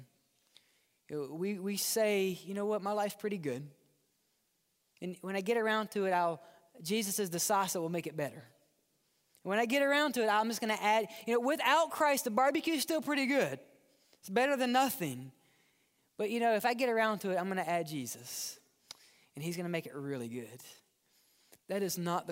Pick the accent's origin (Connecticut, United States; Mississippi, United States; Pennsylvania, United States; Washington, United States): Mississippi, United States; also born or lived in New Orleans; now in Birmingham, United States; I grew up in Mississippi near Memphis.